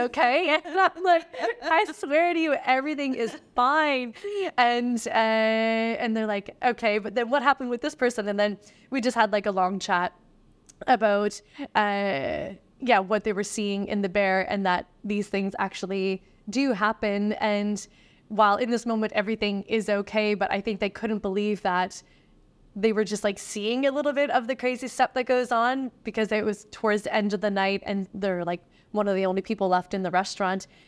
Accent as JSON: {"language": "English", "region": "East Coast of Canada", "country": "Canada", "moved": "yes", "said": "I'm from the East Coast of Canada, and I remember all that happening while I was in high school."}